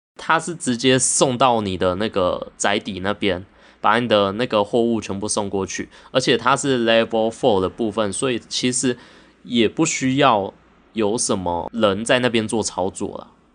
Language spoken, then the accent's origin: Chinese; Taiwan; 我们台湾在半导体这一块